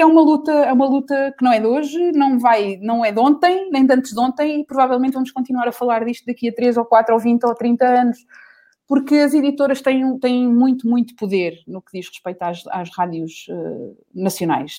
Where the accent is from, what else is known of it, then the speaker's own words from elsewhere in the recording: Portugal; nós somos portugueses